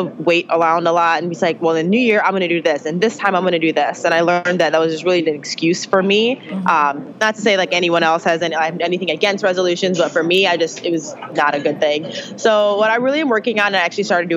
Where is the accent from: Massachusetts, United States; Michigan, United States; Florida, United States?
Michigan, United States; Pontiac; moved away as an adult; also born or lived in Grand Valley, Michigan; I was born in Pontiac, Michigan. I grew up about 20 minutes away from Detroit.